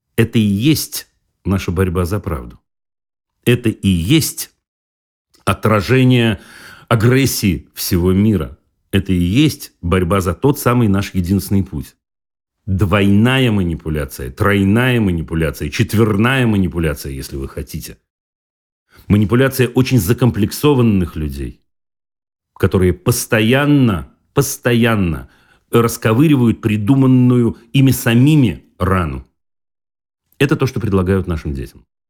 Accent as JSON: {"language": "Russian", "region": "Saint Petersburg", "country": "Russia", "tie": "born or raised there", "said": "Я вырос в Ленинграде тогда, этот город так назывался"}